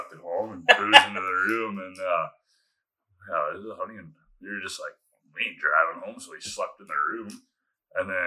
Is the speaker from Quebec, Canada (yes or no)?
no; Weyburn, Saskatchewan, Canada; I grew up in Weyburn.